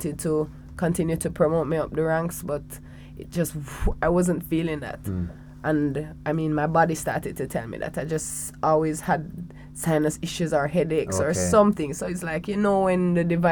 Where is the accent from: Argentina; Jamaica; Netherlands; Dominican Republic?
Jamaica; Falmouth, Trelawny; I was born in Falmouth, Trelawney. Well, that's where I grew up for the first 8 years of my life